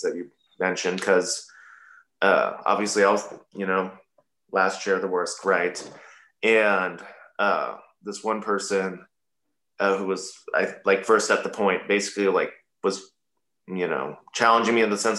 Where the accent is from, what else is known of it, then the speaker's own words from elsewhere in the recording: Lincoln, Nebraska, United States; I actually grew up on a farm in the middle of nowhere that no one would guess that, right? And grew up there probably until, 13, 14 or so, but it was always on the outskirts of Lincoln. And then we moved actually into Lincoln.